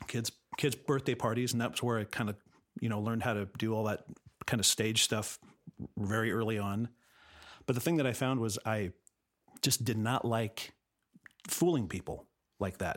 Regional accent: La Cañada Flintridge, California, United States; moved away as an adult; also born or lived in Los Angeles, United States; I grew up in La Cunada.

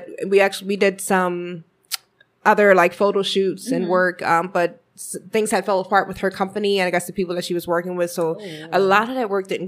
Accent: Philadelphia, Pennsylvania, United States; Grew up with everyone around 77th and Ogontz. So, Uptown is definitely my hood. I was born and raised in Philly.

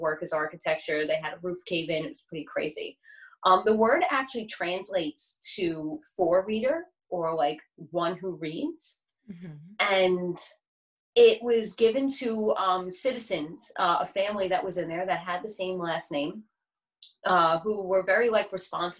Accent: New York City, New York, United States; I'm from Staten Island, New York

